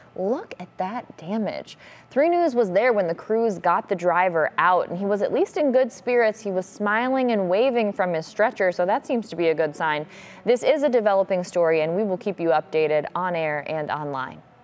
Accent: Jackson High School area, Ohio, United States; born or raised there; now in Cleveland, United States

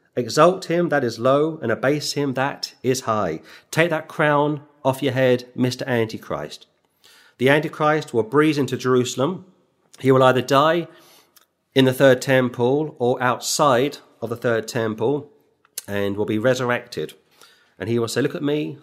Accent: London, United Kingdom; moved away; I was born in London

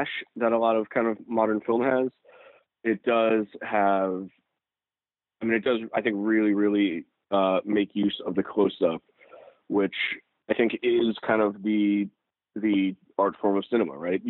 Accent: New York City, New York, United States; I grew up in New York City.

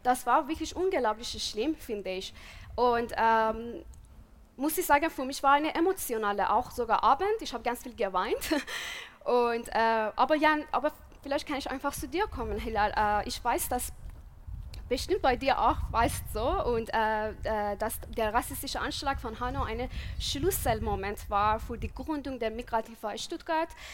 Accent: Iran; German is a second language; moved away as an adult; now in Germany; ich bin im Iran geboren und aufgewachsen und bin seit sieben Jahren in Deutschland

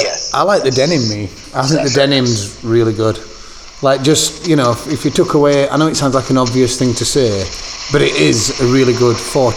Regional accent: United Kingdom; accent: British; That's my British accent.

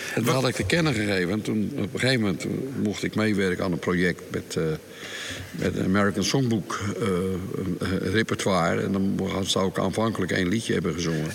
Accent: Rotterdam, South Holland, Netherlands; now in Scheveningen, Netherlands; ik ben geboren in Bonnes onder de rook van Rotterdam

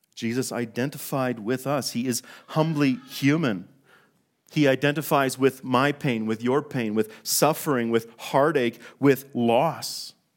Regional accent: Fort St. John, British Columbia, Canada; now in Calgary, Canada; We were born, uh, and raised in, in northern British Columbia in a small town called Fort Saint John

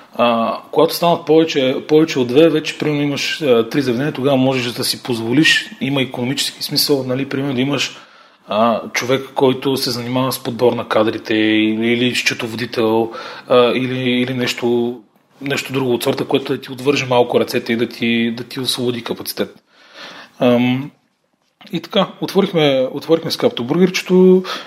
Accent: Dimitrovgrad, Haskovo Province, Bulgaria; now in Sofia, Bulgaria; аз съм от Димитровград

